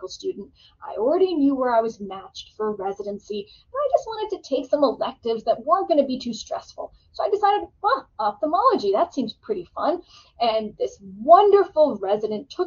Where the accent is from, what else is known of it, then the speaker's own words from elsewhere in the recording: Connecticut, United States; I grew up in Connecticut, went to a public high school there